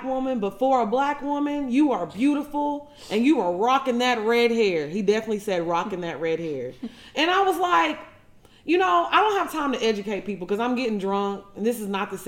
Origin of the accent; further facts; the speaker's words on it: Orange, United States; growing up in a small town like Orange, I was really in a bubble